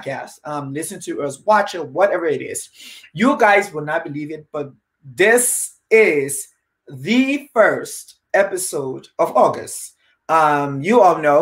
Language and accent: English; Liberia; moved away; I'm originally from Liberia, Africa, West Africa.